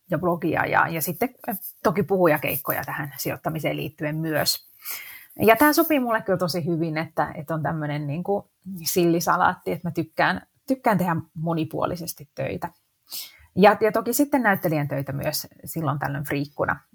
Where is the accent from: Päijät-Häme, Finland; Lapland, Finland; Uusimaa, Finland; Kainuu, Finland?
Uusimaa, Finland; Helsinki; born or raised there